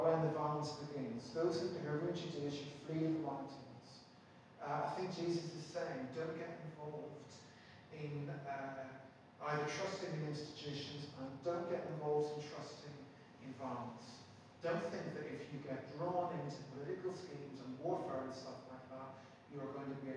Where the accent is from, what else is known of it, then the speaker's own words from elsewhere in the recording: Belfast, Northern Ireland, United Kingdom; When I was growing up in Belfast, I used to go to this place called the Faith Christian Bookshop.